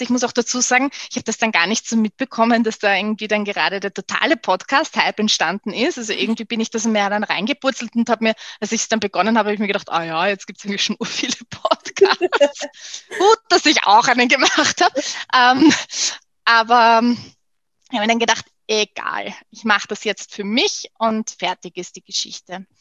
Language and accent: German; Vienna, Austria; Ich bin relativ im Herzen von Wien groß geworden